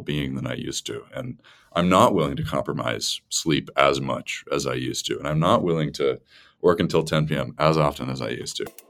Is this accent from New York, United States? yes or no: no; Massachusetts, United States; I'm from Massachusetts